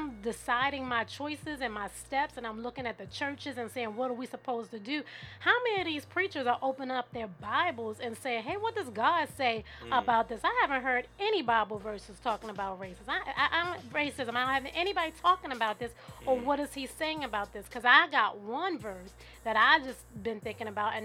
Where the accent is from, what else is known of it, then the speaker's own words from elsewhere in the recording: Baltimore, Maryland, United States; now in Silver Spring, United States; I am from Baltimore City, born and raised. I'm out here in Silver Spring